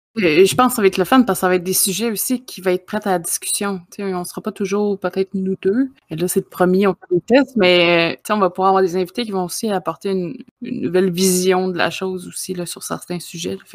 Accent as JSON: {"language": "French", "region": "Quebec", "country": "Canada", "said": "je suis euh, du Québec aussi"}